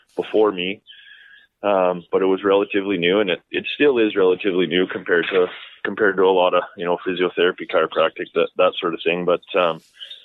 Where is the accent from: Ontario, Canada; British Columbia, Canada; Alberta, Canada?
Alberta, Canada; Medicine Hat; also born or lived in southwestern Saskatchewan / Calgary; I grew up in Medicine Hat